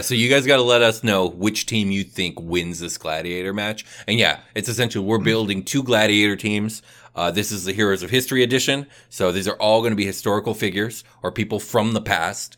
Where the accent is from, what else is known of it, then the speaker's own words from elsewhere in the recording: United States; as an American